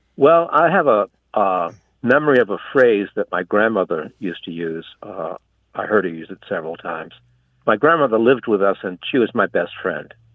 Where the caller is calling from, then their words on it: Cape Cod, Massachusetts, United States; I'm calling from Cape Cod